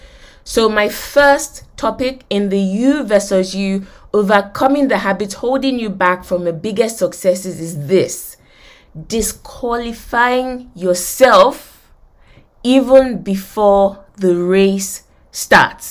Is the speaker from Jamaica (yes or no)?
no; Nigeria; moved away; I grew up in Nigeria. I went to University of Lagos